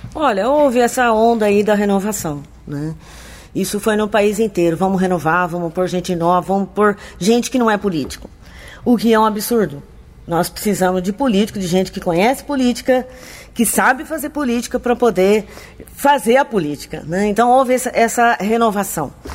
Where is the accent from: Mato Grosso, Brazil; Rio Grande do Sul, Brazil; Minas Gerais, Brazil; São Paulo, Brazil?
São Paulo, Brazil; Americana; eu sou nascida em Americana, nasci no bairro Cordenunce, aqui vivi todo esse tempo